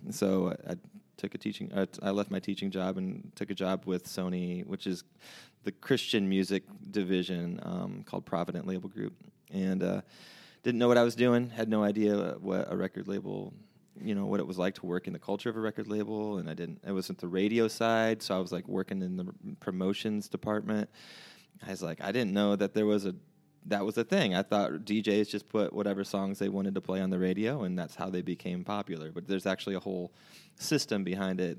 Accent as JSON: {"language": "English", "town": "Bremen", "region": "Indiana", "country": "United States", "also_born_or_lived": "Nashville", "moved": "as an adult", "said": "I'm from South Bend, from here, from Bremen, which is not, I guess you consider that South Bend. It's just a half an hour south of here."}